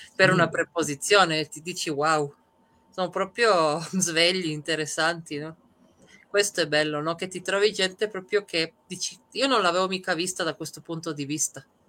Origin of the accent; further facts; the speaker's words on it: Trieste, Friuli-Venezia Giulia, Italy; moved away as an adult; also born or lived in Serbia / Madrid / Malaga; io sono nata in Serbia, ma quando, da quando ho sette anni siamo emigrati. La mia famiglia è emigrata a Trieste, quindi da quando ho sette anni fino più o meno ai 30 ho vissuto a Trieste